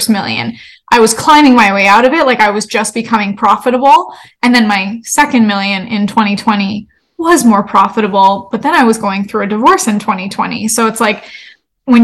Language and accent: English; Canada; moved away as an adult; now in United States; I'm Canadian and I moved to the States